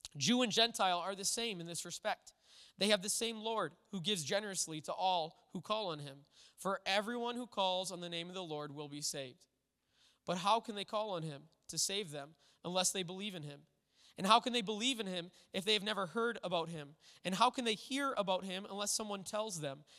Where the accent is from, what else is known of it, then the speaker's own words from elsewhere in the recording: United States; as an American church